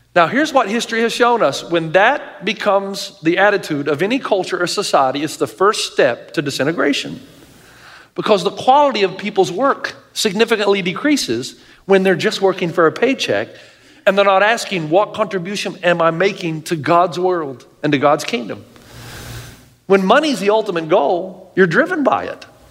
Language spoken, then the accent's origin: English; the South, United States; I grew up in the South